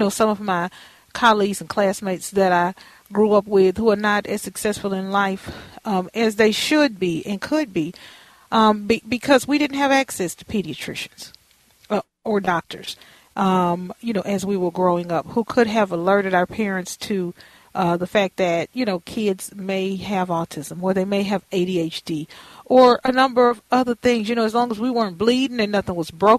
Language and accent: English; United States; I grew up in Fifth Ward